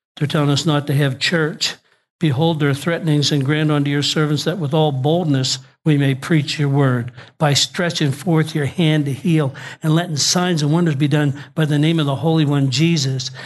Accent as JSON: {"language": "English", "region": "Nova Scotia", "country": "Canada", "said": "I'm from Nova Scotia"}